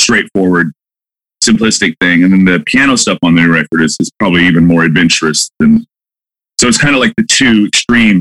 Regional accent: Malibu, California, United States; born or raised there; also born or lived in San Francisco, California / Big Spring, Texas

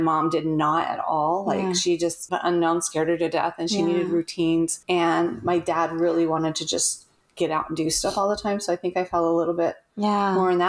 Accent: Utah, United States; moved away as an adult; also born or lived in California; now in Hawaii, United States; I was born in California, raised in Utah, and left as soon as I could at the age of 18 and went to Hawaii and never came back.

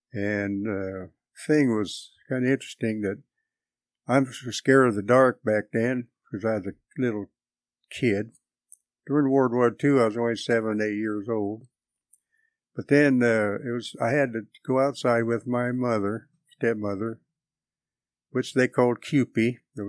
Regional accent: Atchison, Kansas, United States; born there; I was born in Atchison, Kansas in 1936.

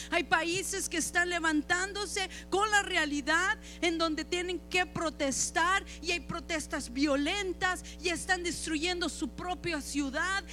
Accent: Chihuahua, Mexico; yo soy de Chihuahua

